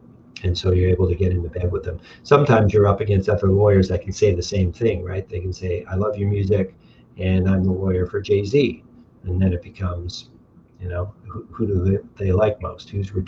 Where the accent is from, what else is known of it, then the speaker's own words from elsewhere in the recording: Windsor, Ontario, Canada; I remember growing up, I could get to downtown clubs in 22 minutes